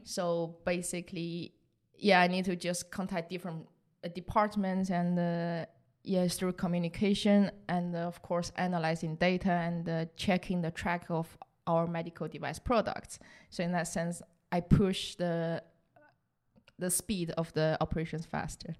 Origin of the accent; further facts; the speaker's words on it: southern China, China; English is a second language; moved away as an adult; also born or lived in Rotterdam, Netherlands; now in Netherlands; I was born in the south of China, so actually really close to Vietnam.